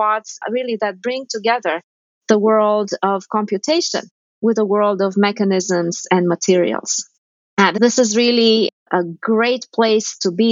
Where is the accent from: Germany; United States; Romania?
Romania; moved away; I grew up in Romania at a time of great austerity